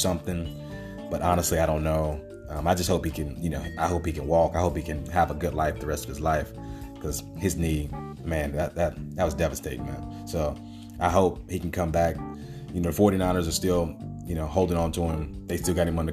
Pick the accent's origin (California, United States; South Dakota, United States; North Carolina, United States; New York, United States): North Carolina, United States; I'm from North Carolina